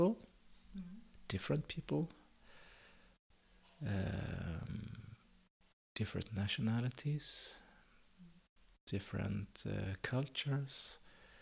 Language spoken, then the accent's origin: English; Karlskrona, Blekinge, Sweden; also born or lived in Oskarshamn / Dalarna / Avesta; now in Vellinge, Sweden; I was brought up in Blekinge, Karlskrona